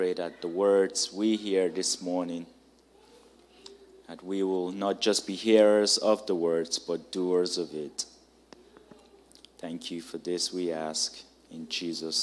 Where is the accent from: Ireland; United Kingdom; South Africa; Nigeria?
Nigeria; now in United States; I'm Nigerian